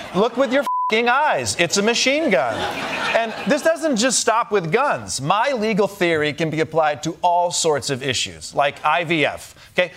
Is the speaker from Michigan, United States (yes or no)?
yes; Michigan, United States; my home state of Michigan